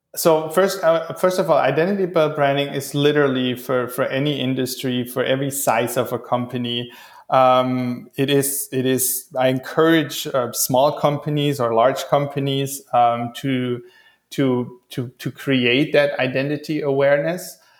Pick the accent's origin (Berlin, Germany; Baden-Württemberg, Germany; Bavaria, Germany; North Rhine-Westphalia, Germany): Baden-Württemberg, Germany; Stuttgart; now in Hawaii, United States; I'm originally from Stuttgart